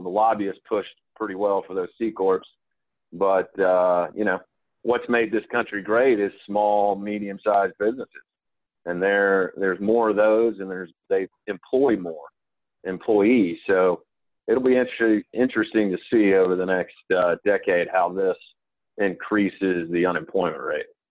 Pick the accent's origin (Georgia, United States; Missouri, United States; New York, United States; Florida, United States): Georgia, United States; Atlanta; born and raised in Atlanta